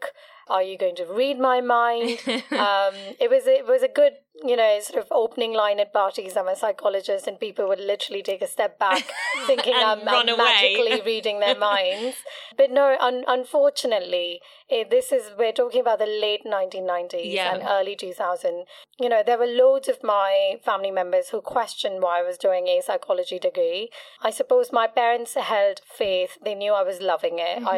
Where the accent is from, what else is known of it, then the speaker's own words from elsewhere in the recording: Mumbai, Maharashtra, India; moved away as an adult; also born or lived in England; now in London, United Kingdom; I'm from Mumbai. Yeah. I belong to a small community within the Gujaratis called Kutchis. I trained in psychology initially in Mumbai